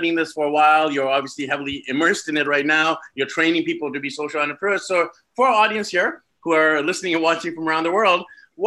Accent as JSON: {"language": "English", "country": "Canada", "moved": "yes", "lives_now": "Philippines", "said": "I come from Canada"}